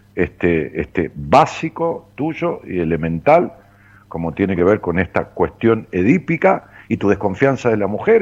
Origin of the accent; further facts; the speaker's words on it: Ramos Mejía, Buenos Aires Province, Argentina; yo iba hacia mi pueblo, hacia Ramos Mejía, que está en las afueras de, de, la ciudad de Buenos